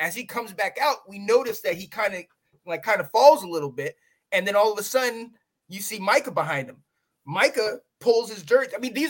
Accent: United States; I'm from Carolina.

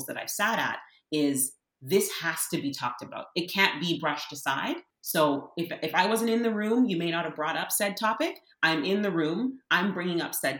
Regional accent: Canada; as a Canadian, and what it means to be on this land, and having been born in this place

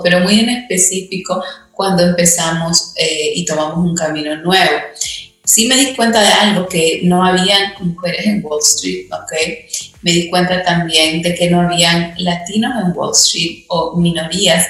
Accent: Peru; moved away; yo tuve el privilegio de ir a un colegio británico en, en, Perú

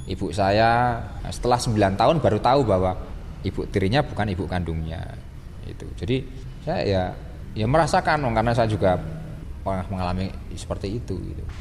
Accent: Magelang, Central Java, Indonesia; born there; karena saya merasa mencintai Magelang sebagai tempat kelahiran saya hingga hari ini pun saya tinggal di Magelang

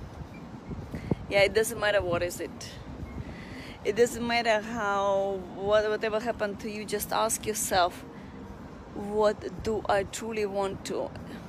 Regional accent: Russia; moved away as an adult; now in Singapore; I was from Russia

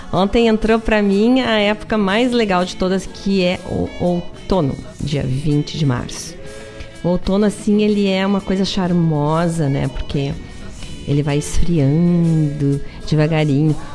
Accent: Rio Grande do Sul, Brazil; accent: gaúcho; ficou fã para ficar ouvindo aquele nosso sotaque gaúcho. Eu não sei, eu vou para São Paulo, eu fico achando que eu não tenho sotaque.

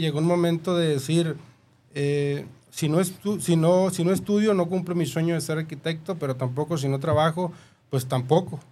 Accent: Guasave, Sinaloa, Mexico; accent: norteño; yo soy originario de San Rafael, Guasave, Sinaloa

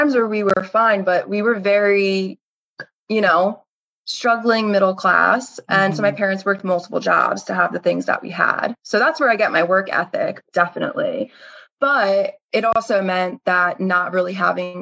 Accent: Bucks County, Pennsylvania, United States; I grew up in Bucks County, which is a very rich area

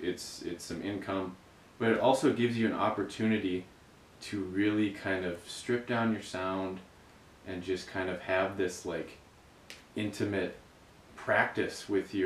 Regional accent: Green Bay, Wisconsin, United States; moved away as an adult; now in Milwaukee, United States; growing up in Green Bay

